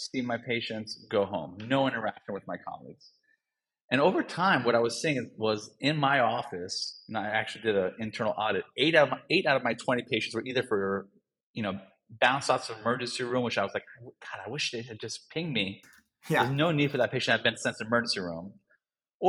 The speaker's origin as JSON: {"language": "English", "region": "Northern Virginia / D.C. region", "country": "United States", "tie": "born or raised there", "said": "I grew up in the Northern Virginia area and the D.C., region"}